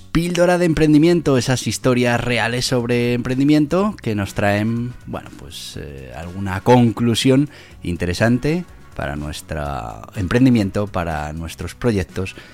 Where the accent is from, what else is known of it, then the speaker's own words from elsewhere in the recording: Caparroso, Navarre, Spain; A ver, en Navarra hay muchísima afición a los toros, a las vaquillas, a los encierros y bueno, pues mi pueblo Caparroso no es menos